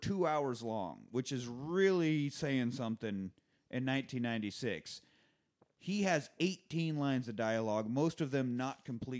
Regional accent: Kansas, United States

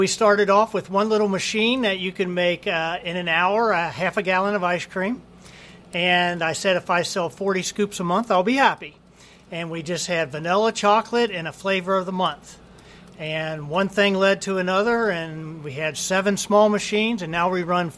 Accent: Cincinnati, Ohio, United States; I grew up in Cincinnati, and I worked for Graters for a little bit

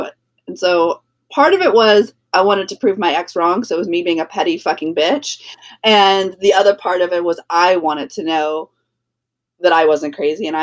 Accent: New Orleans, Louisiana, United States; I'm from New Orleans.

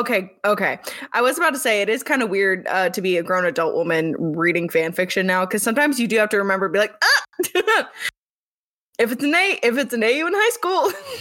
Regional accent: United Kingdom; I'm British, so this will be fun.

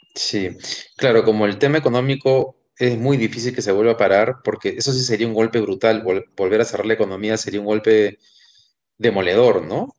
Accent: Peru; somos peruanos

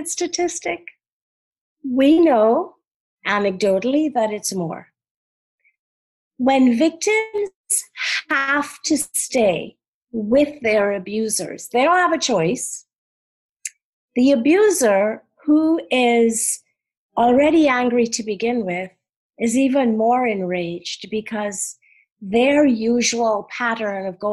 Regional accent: Trinidad & Tobago; now in New York, United States; growing up in Trinidad and then being so poor in New York when I first came.

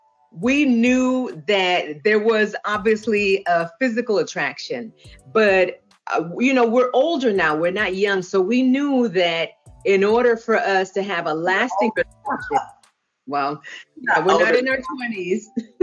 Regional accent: Puerto Rico; also born or lived in Boston / California; now in Arkansas, United States; I am originally from Puerto Rico by way of Boston, Massachusetts, and California, now residing in Arkansas.

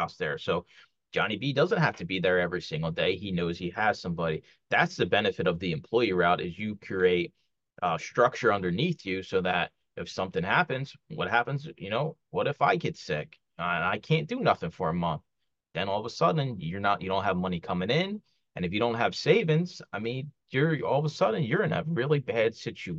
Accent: Philadelphia, Pennsylvania, United States; moved away as an adult; I grew up in Kensington. It's a neighborhood in Philly

